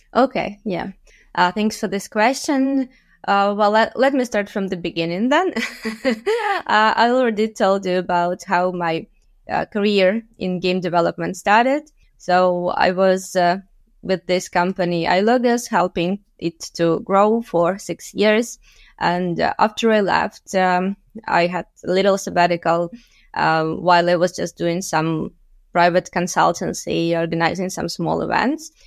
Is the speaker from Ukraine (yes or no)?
yes; Luhansk, Luhansk Oblast, Ukraine; moved away as an adult; also born or lived in Kyiv, Ukraine; I was born and raised in Lugansk in the eastern part of Ukraine